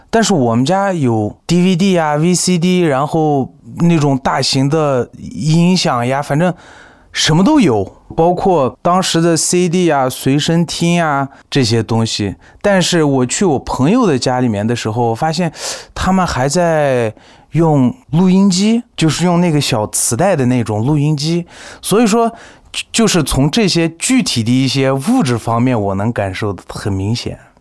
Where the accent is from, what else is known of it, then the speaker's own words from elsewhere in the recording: Urumqi, Xinjiang, China; also born or lived in Beijing; 今年二十八岁。在我小时候呢，我是出生在乌鲁木齐郊区的一个矿区。这个矿区人口不多，差不多有三四千人左右